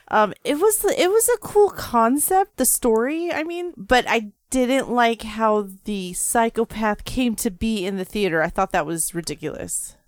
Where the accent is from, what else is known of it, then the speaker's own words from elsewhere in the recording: United States; I'm American